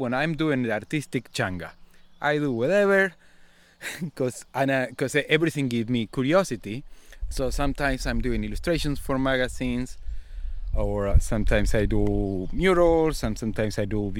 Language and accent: English; Buenos Aires, Argentina; moved away as an adult; I was born in Buenos Aires in a neighborhood called the Slaughterhouse.